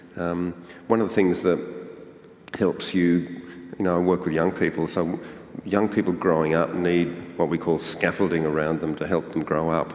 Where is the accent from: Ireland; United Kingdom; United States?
Ireland; now in Australia; I was born in Ireland